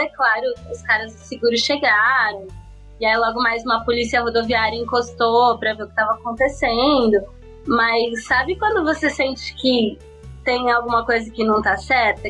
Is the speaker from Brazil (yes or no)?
yes; Brazil; moved away as an adult; now in United States; a gente que é de São Paulo e do Rio